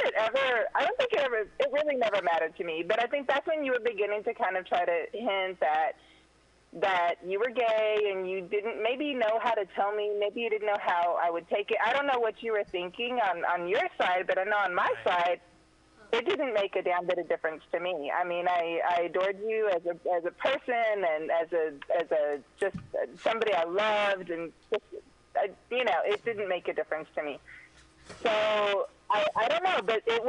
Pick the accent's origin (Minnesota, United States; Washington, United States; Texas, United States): Texas, United States; Dallas; I was from Dallas